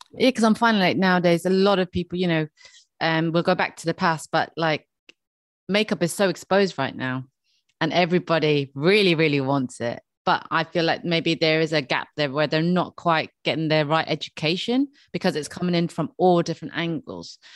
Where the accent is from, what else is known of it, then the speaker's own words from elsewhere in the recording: Dublin, Leinster, Ireland; I'm from Dublin